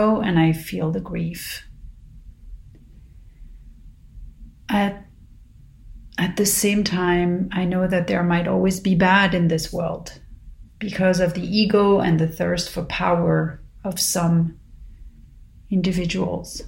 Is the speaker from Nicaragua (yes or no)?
no; Paris, Île-de-France, France; now in Los Angeles, United States; growing up in Paris